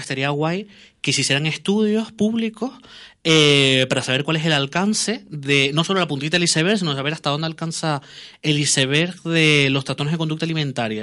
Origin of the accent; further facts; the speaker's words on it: Tenerife, Canary Islands, Spain; somos de Tenerife